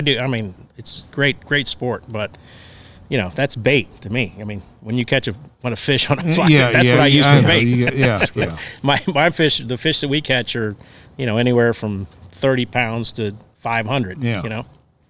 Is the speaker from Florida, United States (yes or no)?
yes; South Florida, United States; I grew up in South Florida, and I grew up going to the Bahamas my whole life.